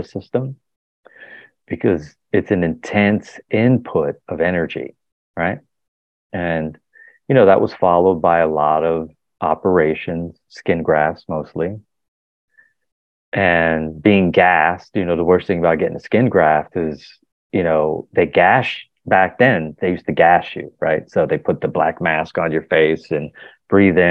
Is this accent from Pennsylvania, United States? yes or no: yes; Philadelphia, Pennsylvania, United States; I was born in Philadelphia